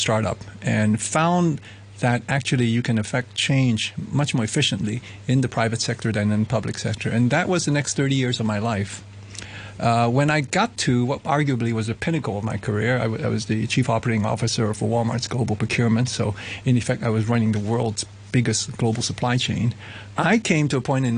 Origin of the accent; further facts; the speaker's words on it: Hong Kong; moved away; I'm from Hong Kong, so I sort of came back here.